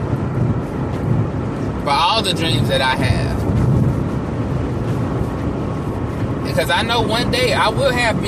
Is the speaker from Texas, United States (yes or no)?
yes; Temple, Texas, United States; my hometown of Temple, Texas